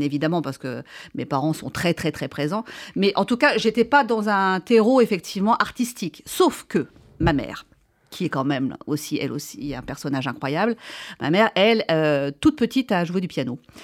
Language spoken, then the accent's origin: French; Marquette-en-Ostrevant, Hauts-de-France, France; j'ai euh, été élevée. vraiment, je viens du Nord